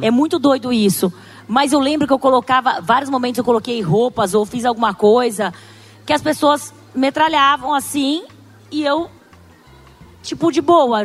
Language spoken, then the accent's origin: Portuguese; Brazil; accent: caipira; a gente é caipira do interior, com sotaque, oriental